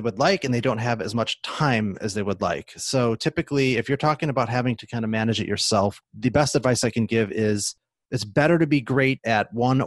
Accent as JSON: {"language": "English", "town": "Chicago", "region": "Illinois", "country": "United States", "tie": "born or raised there", "moved": "as an adult", "lives_now": "Seattle, United States", "said": "I'm originally from the Chicagoland area, suburbs"}